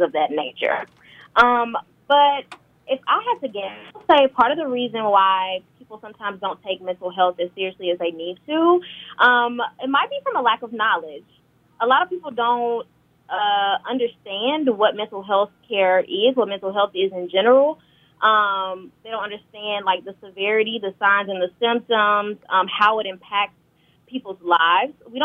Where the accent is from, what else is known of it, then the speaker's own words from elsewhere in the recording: Grenada, Mississippi, United States; moved away as an adult; now in Carbondale, United States; I'm originally from Grenada, Mississippi